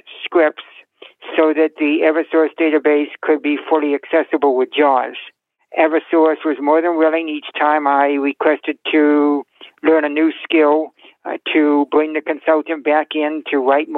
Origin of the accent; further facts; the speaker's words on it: Massachusetts, United States; I am from Massachusetts